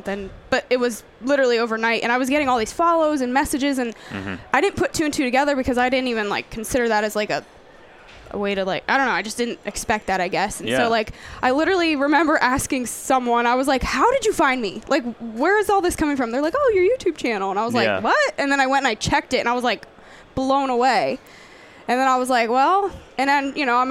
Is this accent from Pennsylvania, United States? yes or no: yes; Pennsylvania, United States; moved away as an adult; also born or lived in Missouri; I grew up deer hunting in Pennsylvania